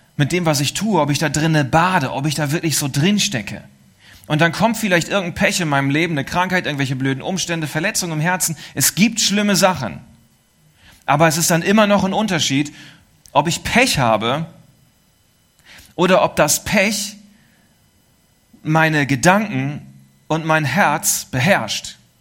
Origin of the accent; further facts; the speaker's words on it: East Frisia, Lower Saxony, Germany; es war die Insel, auch die zu meiner Heimat und Geburtsstadt gehört